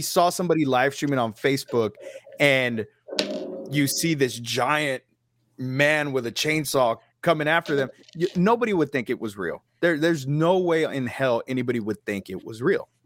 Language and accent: English; Texas, United States; Being a Texan